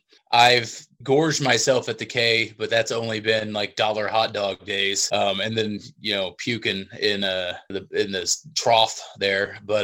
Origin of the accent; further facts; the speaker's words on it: Independence, Missouri, United States; I'm from the Independence, the eastern side of this town, so I don't get downtown very often